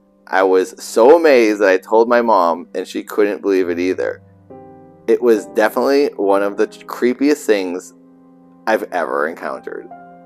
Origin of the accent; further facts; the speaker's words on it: Milford, Massachusetts, United States; That's like me, from Milford, Massachusetts.